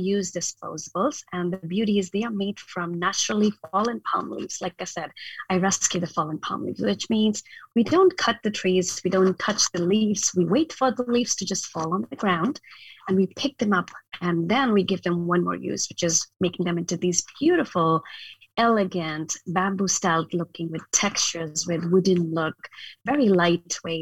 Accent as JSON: {"language": "English", "region": "northern India", "country": "India", "tie": "born or raised there", "also_born_or_lived": "Ohio, United States", "moved": "as an adult", "lives_now": "Portland, United States", "said": "I actually was born in, and I grew up in India, in the very north part of India"}